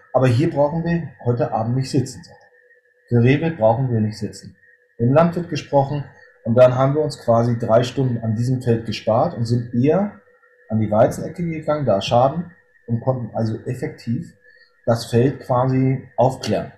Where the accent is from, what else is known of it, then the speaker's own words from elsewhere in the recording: Northern Germany, Germany; Ich bin äh, Norddeutscher, bin 46 Jahre alt